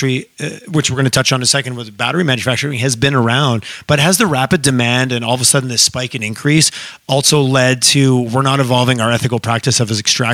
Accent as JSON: {"language": "English", "region": "Quebec", "country": "Canada", "tie": "born or raised there", "moved": "yes", "lives_now": "Alberta, Canada", "said": "growing up in Quebec"}